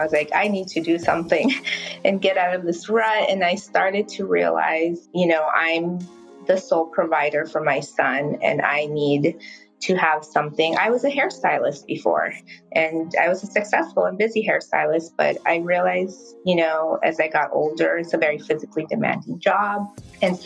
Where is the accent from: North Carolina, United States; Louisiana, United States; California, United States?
California, United States; Burbank; I grew up in Burbank